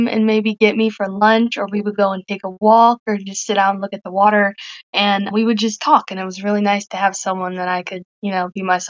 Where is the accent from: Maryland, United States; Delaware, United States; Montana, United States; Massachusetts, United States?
Delaware, United States; Newark; I'm from Newark, Delaware